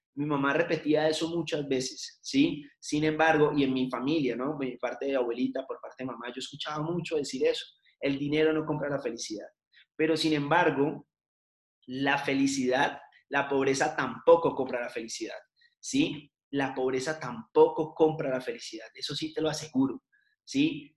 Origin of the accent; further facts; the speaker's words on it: Cali, Valle del Cauca, Colombia; moved away as an adult; now in Bogotá, Colombia; soy de Cali, vivo en Bogotá ya hace nueve años